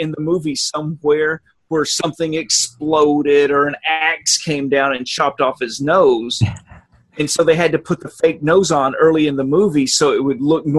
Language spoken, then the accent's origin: English; Alabama, United States; I come from racist Alabama.